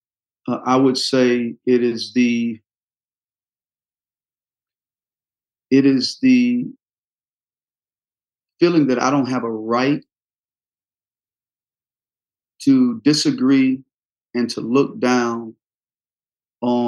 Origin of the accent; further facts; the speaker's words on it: the South, United States; growing up in the South